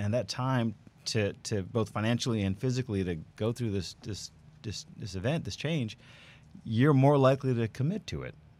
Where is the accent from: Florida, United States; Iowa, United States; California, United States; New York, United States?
New York, United States; moved away as an adult; now in Houston, United States; I'm from New York, born and raised. We moved here about 11 years ago now